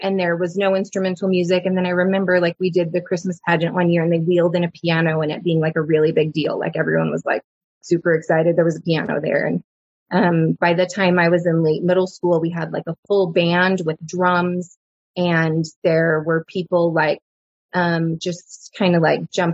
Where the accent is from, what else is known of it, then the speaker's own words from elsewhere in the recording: Dallas, Texas, United States; I grew up in Dallas. Dallas area. I was born in Dallas